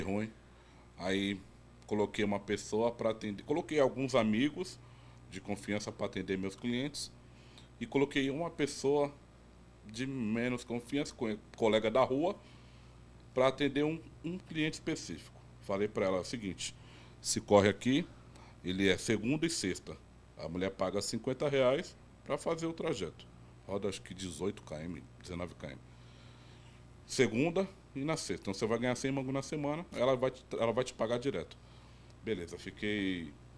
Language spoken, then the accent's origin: Portuguese; Guarujá, São Paulo, Brazil; sou do Guarujá, mas sempre trabalhei em Santos